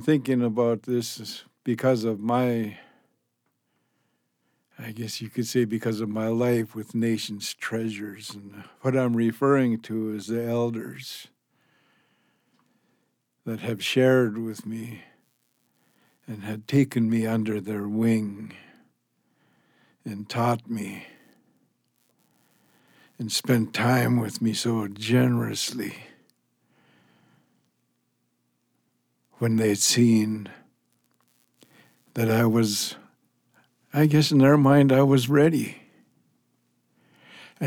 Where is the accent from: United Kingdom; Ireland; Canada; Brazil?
Canada; there was segregation and assimilation happening in Canada. Segregation means to separate us, put us on a reservation, put us in a residential school, to where we are not with Canadians